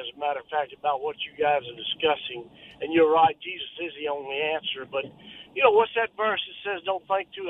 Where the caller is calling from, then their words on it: Meridian, Mississippi, United States; Doug's hometown.